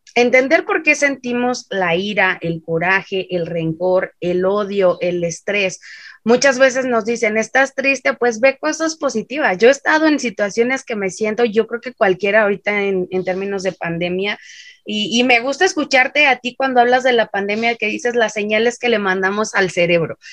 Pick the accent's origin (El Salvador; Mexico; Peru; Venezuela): Mexico